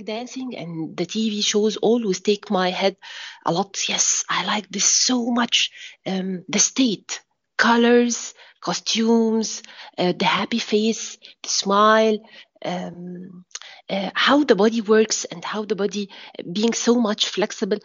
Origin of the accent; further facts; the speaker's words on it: Egypt; from Egypt